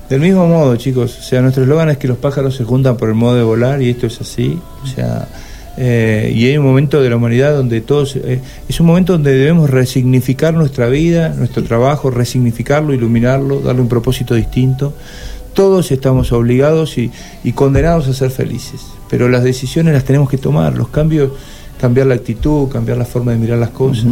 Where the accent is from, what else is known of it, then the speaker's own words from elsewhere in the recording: Argentina; Los argentinos somos